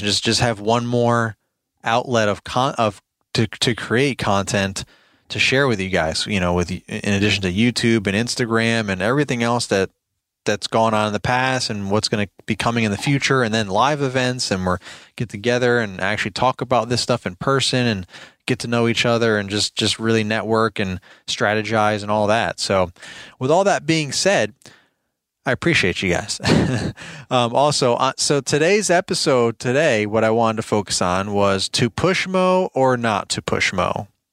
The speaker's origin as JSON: {"language": "English", "region": "New York", "country": "United States", "tie": "born or raised there", "moved": "as an adult", "lives_now": "Virginia, United States", "said": "I'm originally from New York, born and raised, uh, moved to Virginia a while back, probably what, fifteen years ago maybe now"}